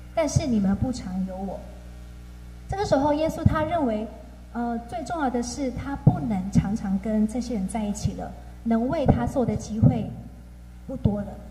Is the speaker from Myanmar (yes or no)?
yes; Myanmar; now in Taiwan; 然后我是来自缅甸